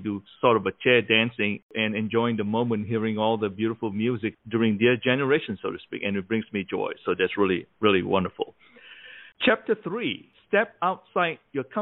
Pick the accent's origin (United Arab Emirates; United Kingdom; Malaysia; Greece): Malaysia; now in United States; when I grew up in Malaysia